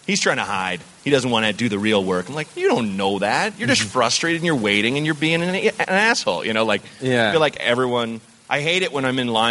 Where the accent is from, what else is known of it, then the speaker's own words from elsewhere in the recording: Oregon, United States; I grew up in Oregon.